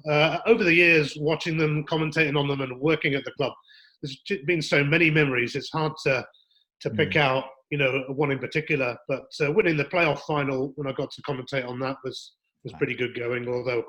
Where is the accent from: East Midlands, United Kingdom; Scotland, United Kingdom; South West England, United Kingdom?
South West England, United Kingdom; Weymouth; Well, I was brought up in Weymouth in Dorset, seaside resort where a lot of people go on holiday